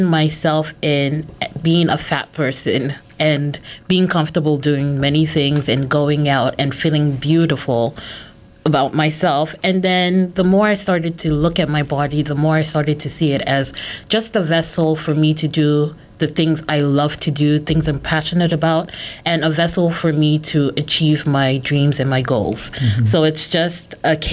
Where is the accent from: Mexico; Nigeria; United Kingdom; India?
Nigeria; I'm Nigerian